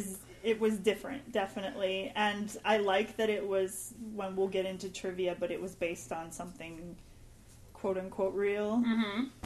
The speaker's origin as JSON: {"language": "English", "region": "Georgia", "country": "United States", "said": "Because I'm from Georgia"}